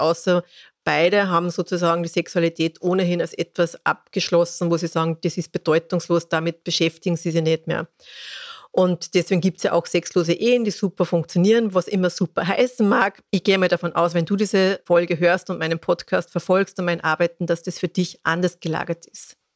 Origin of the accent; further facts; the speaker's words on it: Austria; Bei uns in Österreich